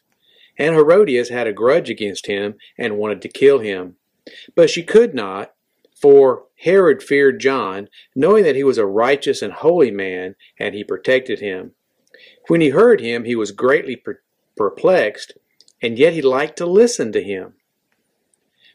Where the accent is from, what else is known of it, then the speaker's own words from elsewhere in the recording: United States; I am an American and I am proud to be an American